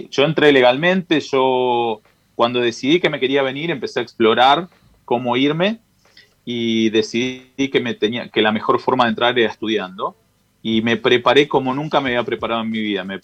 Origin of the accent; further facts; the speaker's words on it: Argentina; empecé a hacer cosas que en Argentina, siendo argentino, no las podía hacer